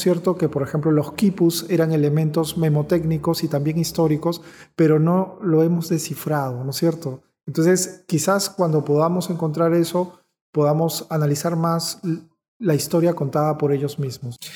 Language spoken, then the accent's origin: Spanish; Peru; como peruanos que somos